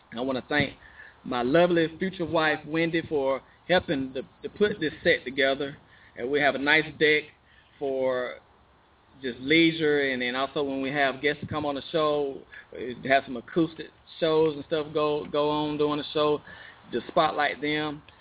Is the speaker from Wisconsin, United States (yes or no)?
no; Chicago, Illinois, United States; born there; now in Arkansas, United States; He was born in Chicago. I was born in Chicago.